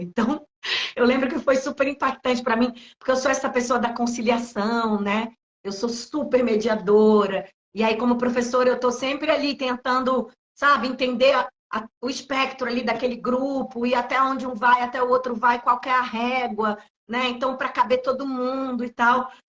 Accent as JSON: {"language": "Portuguese", "town": "Recife", "region": "Pernambuco", "country": "Brazil", "tie": "born or raised there", "moved": "yes", "lives_now": "São Paulo, Brazil", "said": "nasci em Recife, vim morar em São Paulo"}